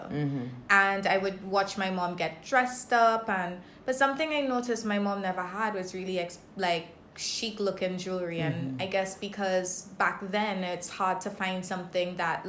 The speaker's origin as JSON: {"language": "English", "country": "Grenada", "tie": "born or raised there", "also_born_or_lived": "Saint Lucia", "moved": "yes", "lives_now": "Barbados", "said": "I was born in St. Lucia. But spent most of my life in Grenada. And now I'm here in beautiful Barbados"}